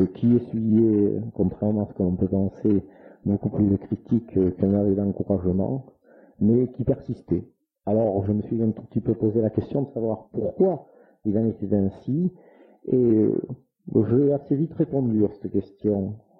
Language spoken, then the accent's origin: French; France; also born or lived in Saint-Gobain; je suis allé donc à l'école primaire à Sartre, ce qui est mon village natal, dont je suis actuellement maire donc toujours très attaché, même si je n'habite pas ce village